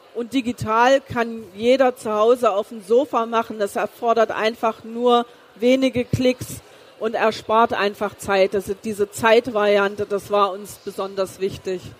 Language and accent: German; East Germany, Germany; moved away; also born or lived in Karlsruhe; Ich bin ja geboren im Osten Deutschlands